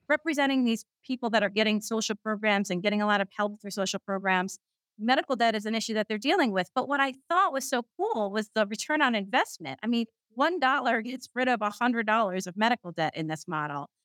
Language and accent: English; New York City, New York, United States; I'm a Queens girl, I'm from Queens, New York, that's where I'm, I'm calling in from right now